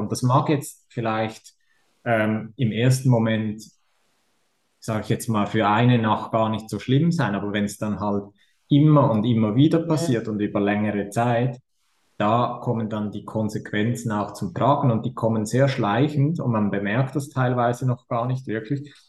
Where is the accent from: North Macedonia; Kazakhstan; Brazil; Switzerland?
Switzerland; accent: Swiss; wie ihr hört, komme ich aus der Schweiz.